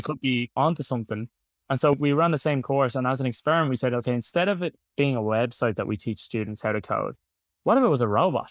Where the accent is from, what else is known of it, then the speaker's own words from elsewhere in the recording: Dublin, Leinster, Ireland; I'm from Dublin in Ireland, in case anyone hasn't been able to tell from the accent. So, born and raised here in Dublin.